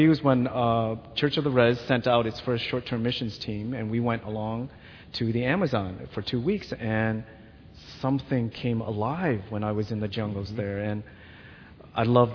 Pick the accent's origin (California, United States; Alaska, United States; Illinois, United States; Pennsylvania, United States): Illinois, United States; Wheaton; also born or lived in Vietnam; I came as a refugee from Vietnam to United States, and my family and I were resettled here in Wheaton. And I quickly adapted to the life, and I kind of grew up as a Catholic Christian kid in the suburb of Wheaton